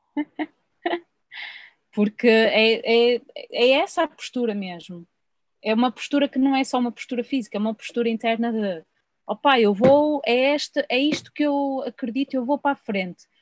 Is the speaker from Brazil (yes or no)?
no; Portugal